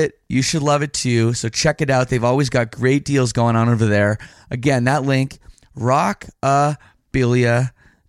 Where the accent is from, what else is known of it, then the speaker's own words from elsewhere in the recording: Canada; I'm from Canada.